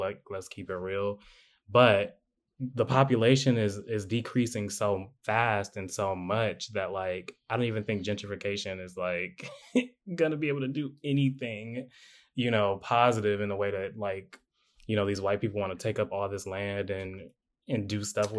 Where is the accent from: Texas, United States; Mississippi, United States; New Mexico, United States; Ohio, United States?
Ohio, United States; Cleveland; moved away; we're from Cleveland. We love Cleveland.